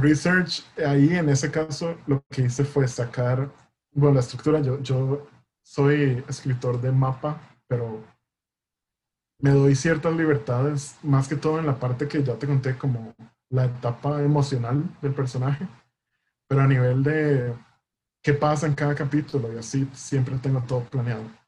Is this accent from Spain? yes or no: no; Costa Rica; nosotros como costarricenses